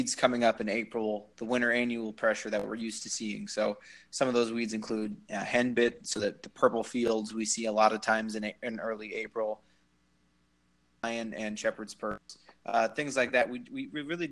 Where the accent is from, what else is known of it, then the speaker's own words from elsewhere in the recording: Moville, Iowa, United States; also born or lived in Lincoln, Nebraska; I'm from Western Iowa, originally near Sioux City, the town of Moville